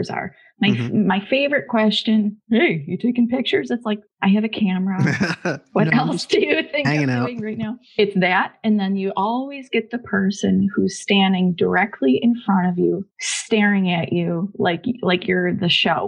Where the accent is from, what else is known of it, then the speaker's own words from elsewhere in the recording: Buffalo, New York, United States; I'm from Buffalo, New York